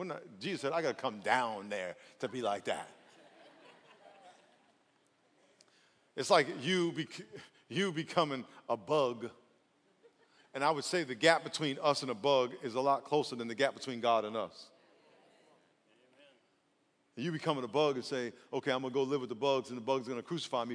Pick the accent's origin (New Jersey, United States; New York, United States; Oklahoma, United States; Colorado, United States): New York, United States; now in California, United States; I'm from New York